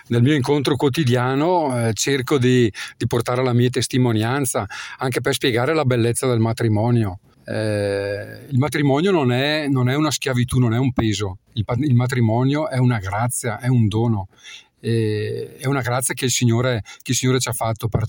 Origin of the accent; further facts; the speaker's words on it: Botticino, Lombardy, Italy; Allora, io eh, sono di Botticino